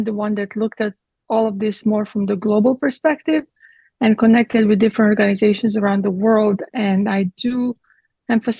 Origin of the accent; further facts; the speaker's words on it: Croatia; now in Texas, United States; I was born in Croatia, that at the time was Yugoslavia.